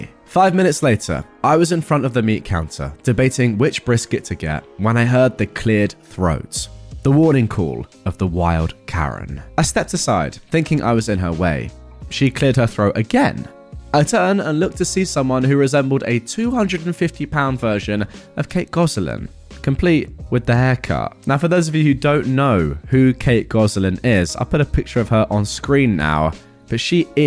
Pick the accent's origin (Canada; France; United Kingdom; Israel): United Kingdom; England; I'm English